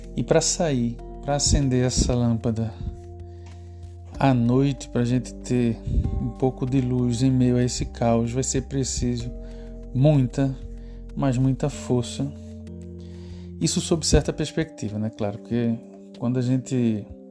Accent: Recife, Pernambuco, Brazil; eu sou cá de Recife

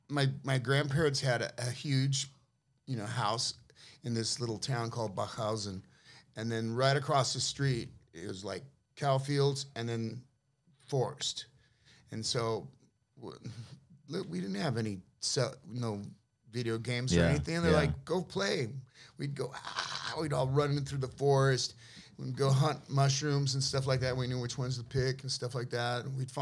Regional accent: San Francisco, California, United States; Yeah, I grew up in the Avenues, you know, born there, raised there.

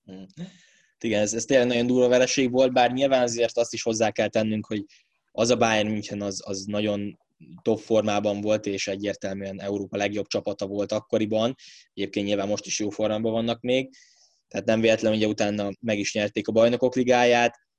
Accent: Hungary

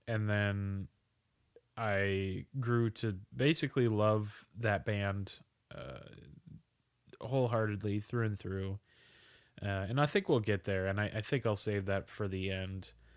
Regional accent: Minnesota, United States; we're both from Minnesota.

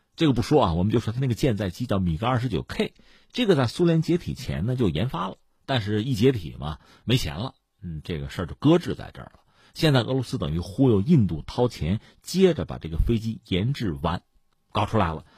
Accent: China; 我们中国人

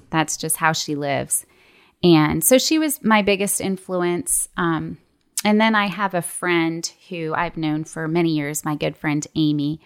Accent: Toronto, Ontario, Canada; moved away as an adult; also born or lived in Lookout Mountain, Georgia; now in Atlanta, United States; I grew up in Toronto, Canada, and came to the States for college

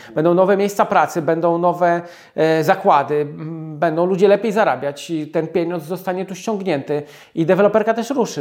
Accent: small town near Radom, Masovian Voivodeship, Poland; Mieszkaliśmy w takiej niedużej miejscowości, 6 tysięcy mieszkańców pod Radomiem

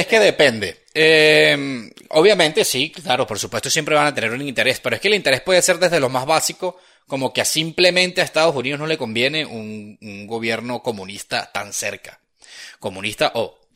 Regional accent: Venezuela; now in Spain

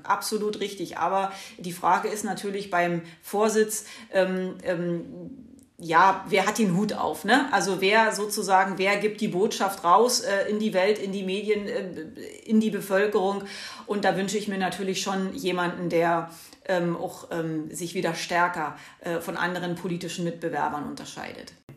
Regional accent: Brandenburg, Germany; also hier in meiner Heimatregion, ich komme aus Brandenburg

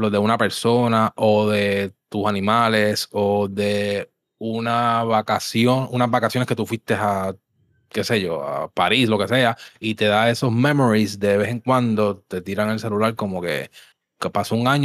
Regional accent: Levittown, Toa Baja, Puerto Rico; obviamente yo me crié en Levitown y esa área ya, pues, este, pues obviamente accesible, me iba hasta en bicicleta

